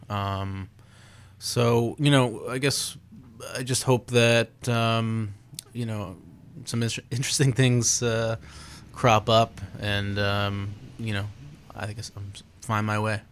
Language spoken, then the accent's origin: English; Portland, Maine, United States; I grew up in Portland. Uh, I still live in Portland